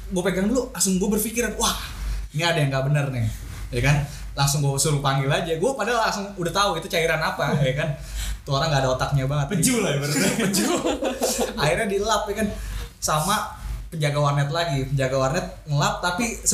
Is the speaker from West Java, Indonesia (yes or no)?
no; Jambi, Indonesia; now in Jakarta, Indonesia; kan gue nggak asli Jakarta ya, ada suatu daerah lah di Sumatera. Jambi.